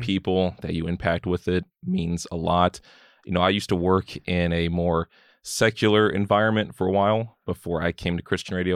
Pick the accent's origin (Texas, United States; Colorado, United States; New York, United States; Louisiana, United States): Texas, United States; Keene; also born or lived in Mansfield, Texas / Fort Worth, Texas; moved kinda around a lot of the D F W area, lived around the Mansfield, Fort Worth area for a while, and moved back here to Keene